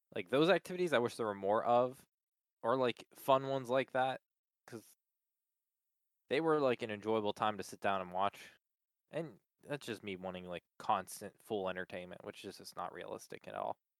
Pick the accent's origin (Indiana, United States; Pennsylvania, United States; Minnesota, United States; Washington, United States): Pennsylvania, United States; Palmyra; also born or lived in Middletown, Pennsylvania; I just say Hershey now. Palmyra is right next to Hershey